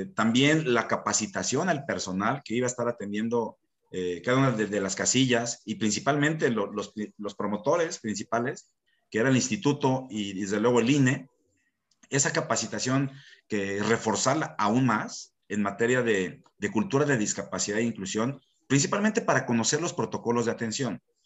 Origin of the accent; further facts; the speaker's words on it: Mexico; como mexicanos